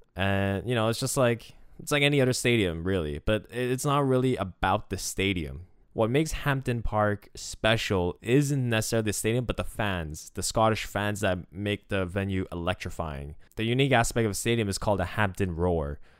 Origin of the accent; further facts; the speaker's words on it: Quebec, Canada; as someone from Quebec